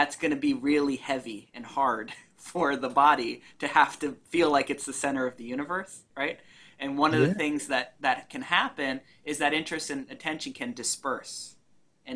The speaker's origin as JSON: {"language": "English", "country": "United States", "said": "we're not British, we're American"}